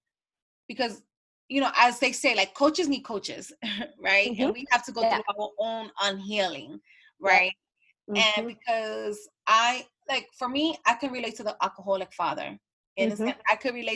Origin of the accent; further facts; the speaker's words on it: New York City, New York, United States; I grew up in the Bronx neighborhood